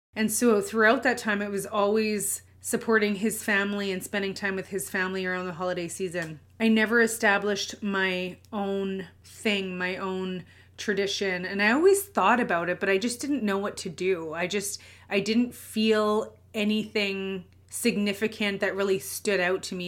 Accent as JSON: {"language": "English", "town": "Winnipeg", "region": "Manitoba", "country": "Canada", "tie": "born or raised there", "said": "I'm born and raised in Winnipeg, Manitoba, Canada"}